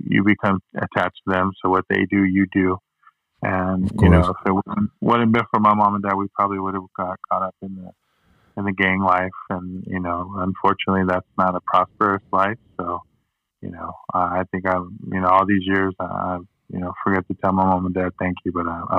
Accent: La Habra, California, United States; also born or lived in Corona, California; I grew up in La Habra

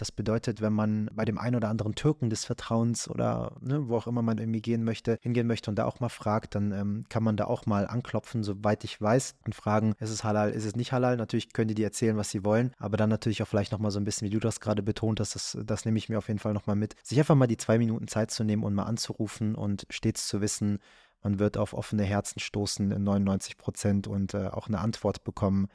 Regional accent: Germany; Ich bin hier in Deutschland geboren

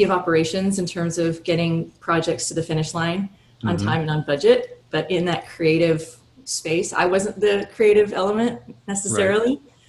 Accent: Hawaii, United States; born or raised there

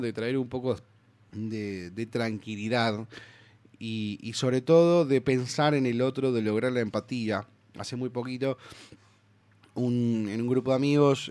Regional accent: Argentina; Yo soy argentino gracias a que mi abuelo vino acá

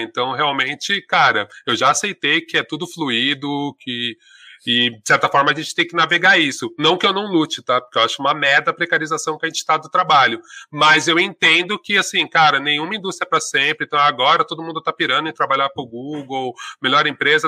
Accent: São Paulo, Brazil; sou do Ipiranga, da Vila das Mercês, paulistano, preto

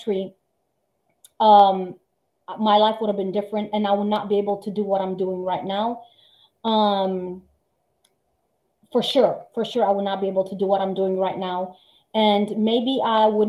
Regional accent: Timișoara, Timiș County, Romania; now in United States; Timișoara, my hometown

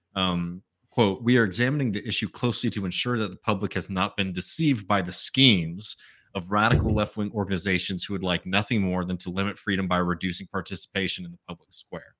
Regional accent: Texas, United States; my home state

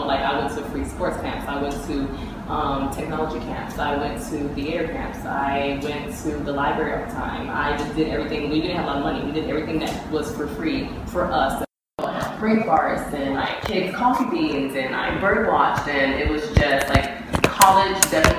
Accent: Miami, Florida, United States; I grew up in Miami, Florida.

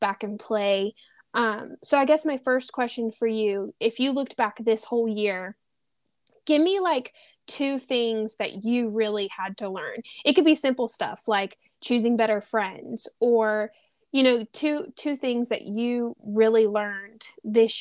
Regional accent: Louisiana, United States; I'm originally from Louisiana.

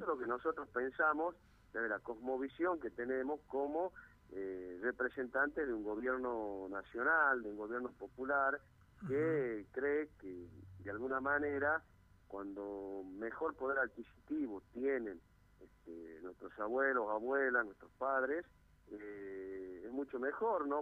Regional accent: Argentina; como argentinos

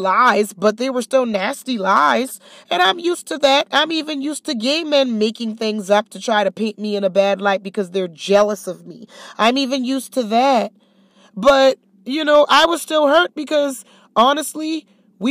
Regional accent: Charleston, South Carolina, United States; moved away as an adult; I'm from a small town, Charleston, South Carolina

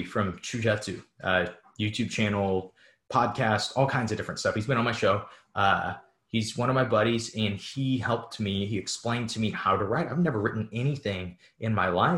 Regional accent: St. Louis, Missouri, United States; I'm from St. Louis

